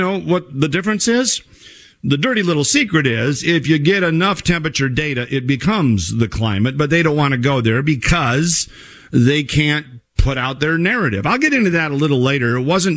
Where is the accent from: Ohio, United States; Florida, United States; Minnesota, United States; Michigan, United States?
Minnesota, United States; my home state of Minnesota